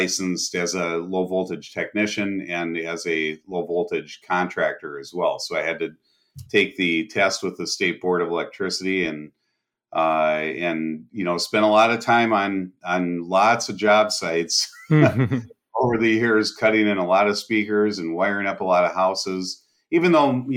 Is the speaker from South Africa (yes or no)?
no; Bahamas; now in United States; I grew up in the Bahamas